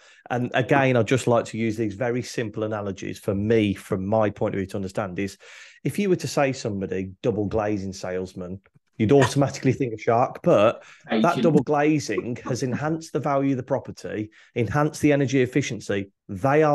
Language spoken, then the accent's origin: English; United Kingdom; as British people